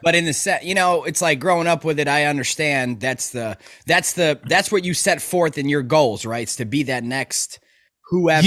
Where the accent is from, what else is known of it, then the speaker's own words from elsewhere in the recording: Chicago, Illinois, United States; I'm from Chicago. okay, South Burbs, and, like, growing up